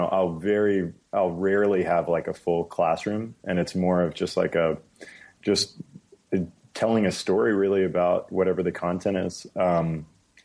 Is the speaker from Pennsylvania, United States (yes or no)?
no; San Antonio, Texas, United States; moved away as an adult; also born or lived in Hawaii / Stanford, California; it was in Texas, San Antonio. And that's where that's where I went to middle school and high school